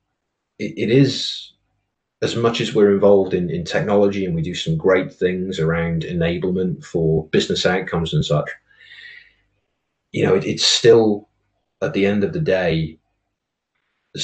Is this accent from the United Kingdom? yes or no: yes; Oswestry, West Midlands, United Kingdom; I am originally from a border market town on the border between England and Wales, a place called Oswestry. And I was born and bred in a small village called Mordor